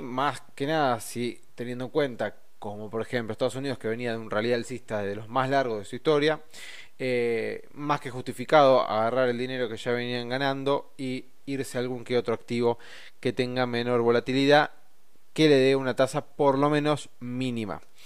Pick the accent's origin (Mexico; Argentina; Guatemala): Argentina; a nosotros, como argentinos, que tenemos una economía débil